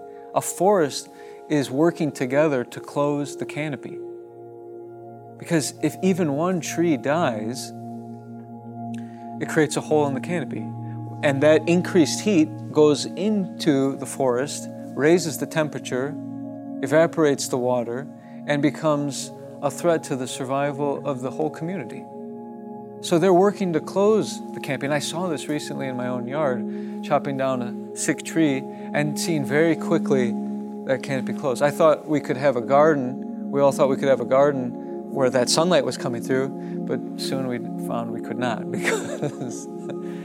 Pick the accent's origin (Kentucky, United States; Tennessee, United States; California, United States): California, United States; Oakland; moved away; I was born in Oakland